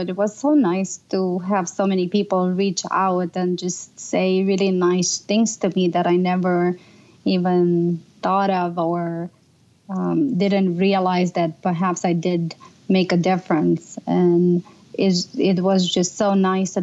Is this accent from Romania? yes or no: yes; Romania; moved away; I grew up in Romania